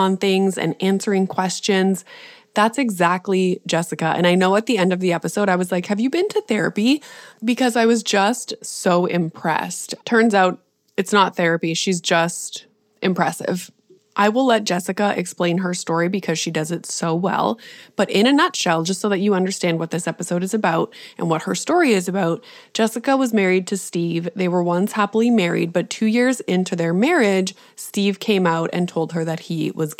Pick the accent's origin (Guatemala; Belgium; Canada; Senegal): Canada; I'm Canadian